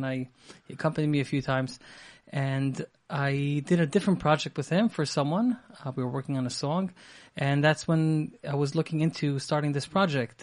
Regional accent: Israel; moved away as an adult; I grew up in Eretz Yisrael.

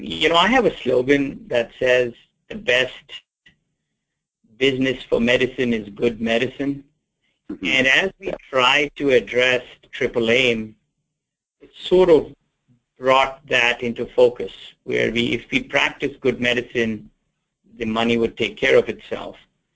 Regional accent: England, United Kingdom; born there; also born or lived in India; now in United States; I was born in England, after my formative years, studied in India, went to med school in India, came back to England

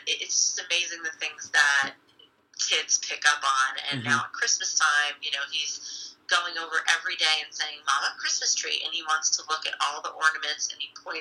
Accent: Wall, New Jersey, United States; also born or lived in Binghamton, New York; the Tears Foundation is actually based in my hometown of Wall

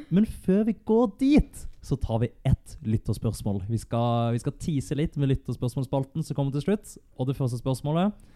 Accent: Bergen, Vestland, Norway; Vi og Brann vi ble enige om det da vi vokste opp i Bergen, at vi skulle plukke katter og lære oss å snakke på vår egen måte.

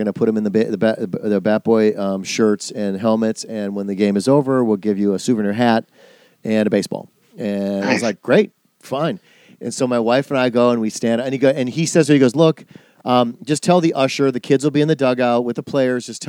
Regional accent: Wisconsin, United States; I'm from Wisconsin.

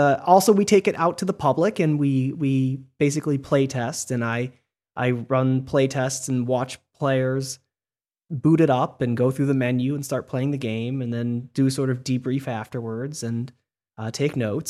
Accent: Michigan, United States; I'm from Michigan, and we didn't play Mafia in school.

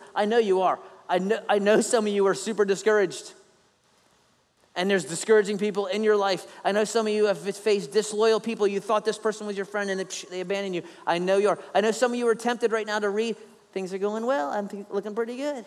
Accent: Philadelphia, Pennsylvania, United States; now in Savannah, United States; I'm not even Italian, even though I'm from Philly

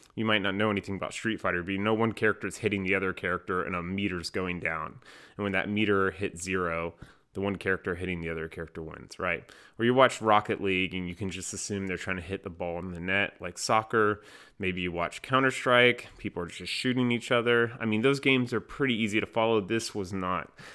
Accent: North Carolina, United States; North Carolina, my home state

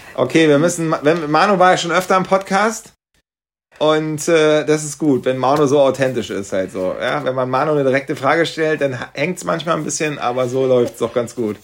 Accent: East Germany, Germany; dass ich als Ossi hier was zu sagen habe

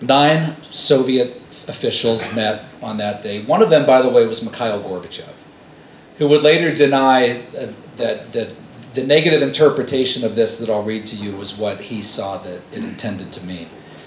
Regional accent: Pennsylvania, United States; my home state of Pennsylvania

